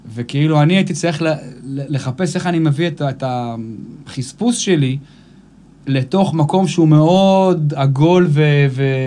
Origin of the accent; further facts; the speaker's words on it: Israel; אני גדלתי באייטיז פה